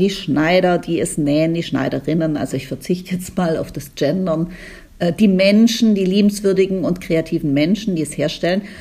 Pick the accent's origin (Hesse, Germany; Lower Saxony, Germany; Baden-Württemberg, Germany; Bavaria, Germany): Baden-Württemberg, Germany; Weißt du, Sina, du bist Schwäbin, ich bin Schwäbin.